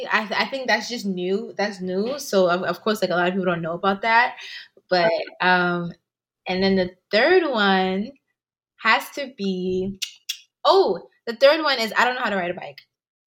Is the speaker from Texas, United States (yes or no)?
no; New York, United States; also born or lived in Ghana / England; So I grew up honestly in a lot of places. But I can honestly say that from 12 years up until now, I've been in New York.